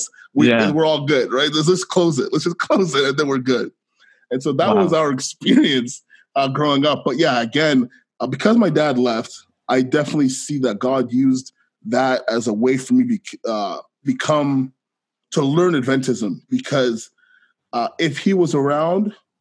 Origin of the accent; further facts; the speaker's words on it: Ottawa, Ontario, Canada; also born or lived in Guelph, Ontario; I am from Ottawa, Ontario. I grew up in Ottawa, Canada